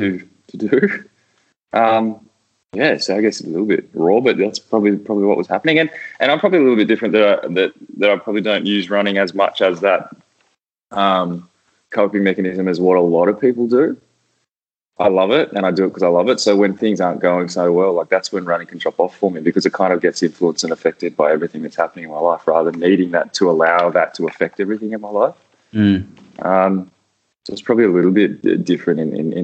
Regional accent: Canberra, Australian Capital Territory, Australia; moved away as an adult; also born or lived in Spain / Netherlands; I grew up in Canberra, so my whole family played

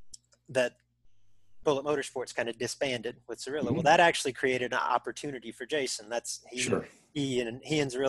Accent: Kennedale, Texas, United States; growing up around Kennedale

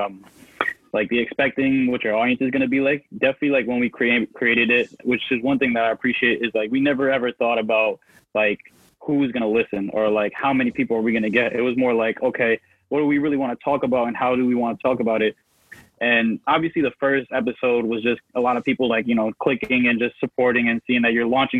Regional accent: Connecticut, United States; I'm from Connecticut

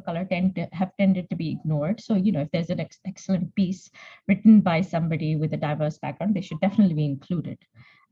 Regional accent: Punjab, Pakistan; moved away as an adult; also born or lived in England; now in United Kingdom; So I grew up in Pakistan. The first time I came to England was for my master's

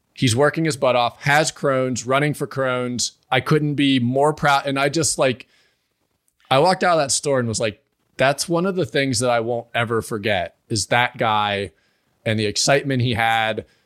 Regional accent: Pittsburgh, Pennsylvania, United States; now in Morgantown, United States; I grew up near Pittsburgh. So I was raised kind of in a town that had sports, but I live near Morgantown, West Virginia now.

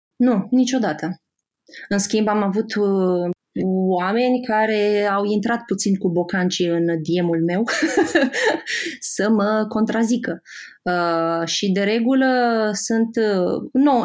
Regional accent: Moldavia, Romania; moved away as an adult; also born or lived in Iași; now in Bucharest, Romania; Eu sunt din Moldova

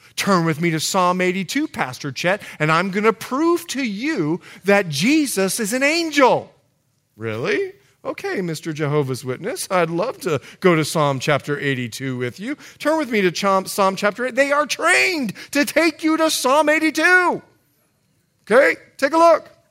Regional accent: Bahamas; moved away; I'm from the Bahamas, so we know English culture very, very well

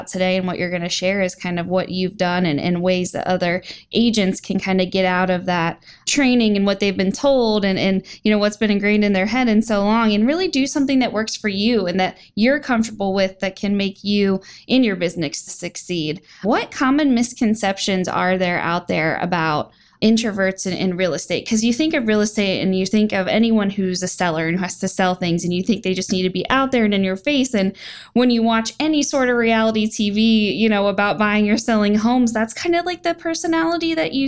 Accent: Ohio, United States

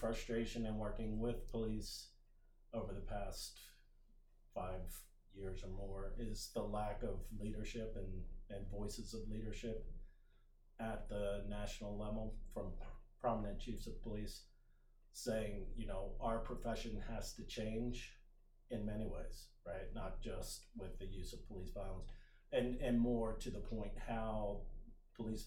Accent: Anne Arundel County, Maryland, United States; born or raised there; also born or lived in Montgomery County, Maryland / St. Louis, Missouri

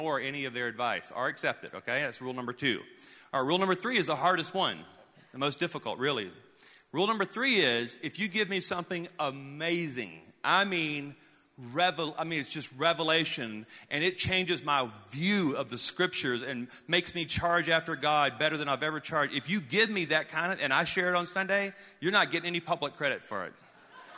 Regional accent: North Louisiana, United States; growing up in North Louisiana

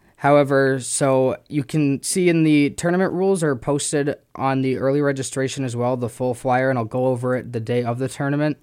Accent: Minneapolis, Minnesota, United States; also born or lived in Texas; now in Winona, United States; then I moved up here when I was younger, and I'm from the Twin Cities

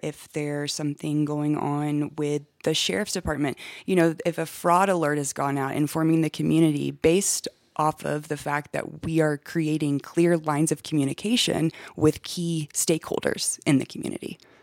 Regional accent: Augusta, Georgia, United States; moved away as an adult; also born or lived in Atlanta, Georgia; now in Westcliffe, United States; Originally, I'm from Augusta, Georgia. That's where I was born and raised

